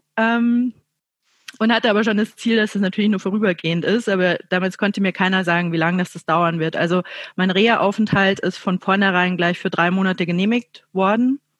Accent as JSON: {"language": "German", "area": "Chiemgau", "region": "Bavaria", "country": "Germany", "moved": "yes", "lives_now": "Munich, Germany", "said": "ich wohne ja in München, aber ich komme ursprünglich äh, aus dem Chiemgau"}